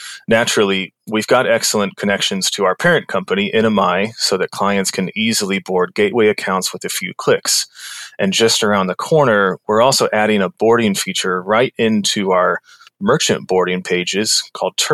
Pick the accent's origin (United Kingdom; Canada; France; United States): United States; Kansas City, Missouri; moved away as an adult; also born or lived in New York City; I'm from Kansas City. I was living there.